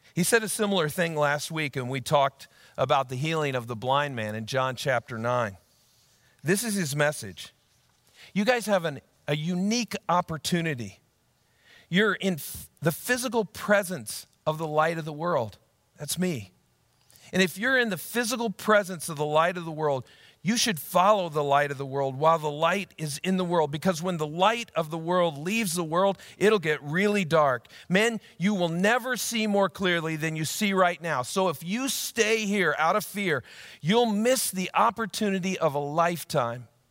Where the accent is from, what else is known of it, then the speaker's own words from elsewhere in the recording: Ankeny, Iowa, United States; my hometown of Ankeny, Iowa